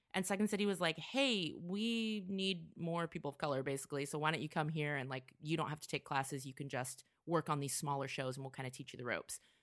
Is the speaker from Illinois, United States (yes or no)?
no; Vacaville, California, United States; also born or lived in Orange County, California / Portland / Chicago; now in Los Angeles, United States; I grew up in the Bay Area in a little town called Vacaville